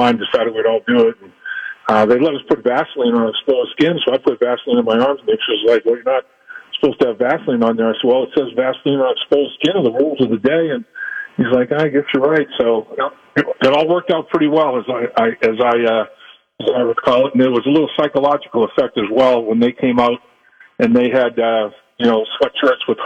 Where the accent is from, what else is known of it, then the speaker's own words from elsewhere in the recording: Boston, Massachusetts, United States; moved away; also born or lived in Cincinnati; I'm from the Northeast originally, from the Boston area